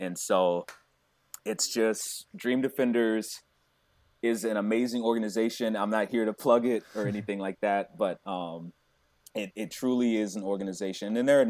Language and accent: English; Tampa, Florida, United States; That's where I'm from. I'm from the Tampa Bay area.